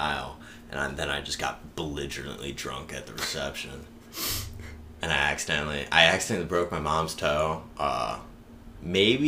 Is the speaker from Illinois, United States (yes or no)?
no; Baltimore, Maryland, United States; moved away as an adult; now in Arizona, United States; I'm from Baltimore